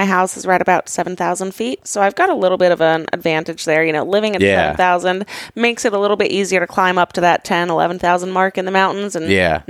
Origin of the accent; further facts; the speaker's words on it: Alaska, United States; moved away as an adult; also born or lived in Georgia / Montana / California; I was born in Georgia, first half of my childhood in Georgia, second half in Alaska.